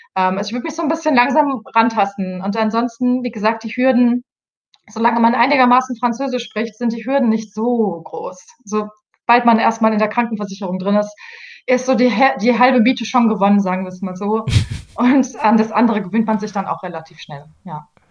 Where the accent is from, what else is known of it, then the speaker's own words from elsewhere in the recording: Germany; moved away as an adult; now in Paris, France; als Deutsche